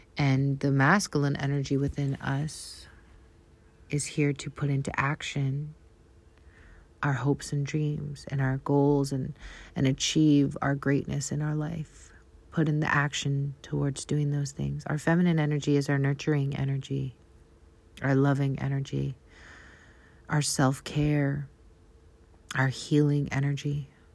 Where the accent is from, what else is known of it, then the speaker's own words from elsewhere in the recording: Canada; accent: Canadian; my Canadian accent